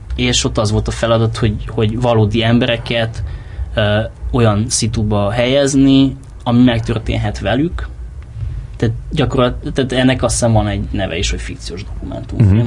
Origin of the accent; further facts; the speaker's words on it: Cluj-Napoca, Cluj County, Romania; moved away as an adult; also born or lived in Galambod, Mureș County, Romania; now in Hungary; Galambodon, uh, Marosvásárhely mellett van egy falu, ahol édesapám lelkész volt, és ott tíz évig ott éltem, és aztán onnan Kolozsvárra átköltöztünk, és akkor Kolozsváron éltem 97-től 2011-ig, és 2011-ben jöttem ide